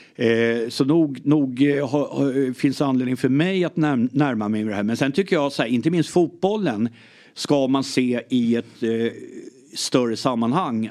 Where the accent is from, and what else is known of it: Lidingö, Stockholm County, Sweden; born or raised there; also born or lived in Ireland